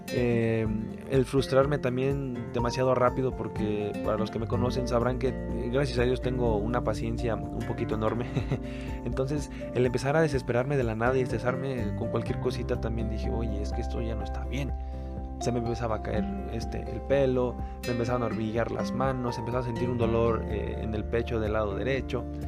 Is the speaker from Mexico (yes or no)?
yes; Mexico; como buenos mexicanos buscamos